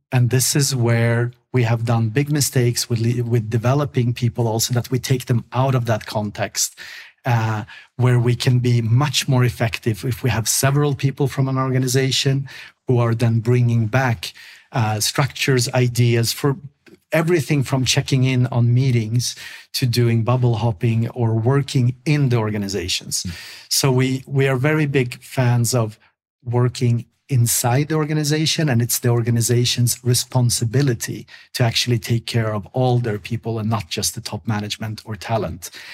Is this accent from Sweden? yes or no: yes; Sweden; English is a second language; I grew up in Sweden